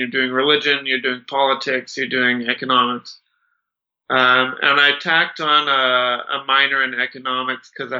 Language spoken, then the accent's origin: English; Rochester, Minnesota, United States; moved away as an adult; also born or lived in Saudi Arabia; now in Utah, United States; I grew up in Minnesota, in Rochester, Minnesota.